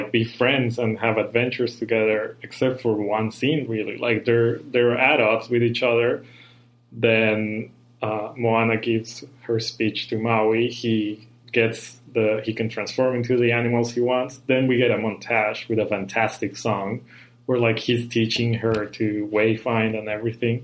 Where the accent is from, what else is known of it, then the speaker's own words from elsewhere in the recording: Colombia; now in Vancouver, Canada; I'm from Colombia, so here's a Colombian in Canada recording this podcast